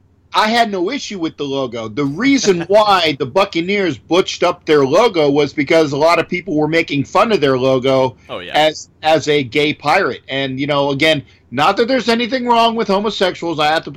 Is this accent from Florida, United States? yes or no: yes; Orlando, Florida, United States; And actually being in Florida, growing up in Orlando, where most of the fans were Dolphin fans at the time.